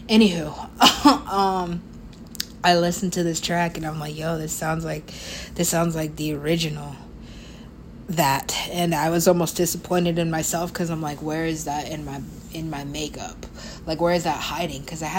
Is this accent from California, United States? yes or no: yes; California, United States; or just, you know, being Californian, it's gonna make me sit and hate myself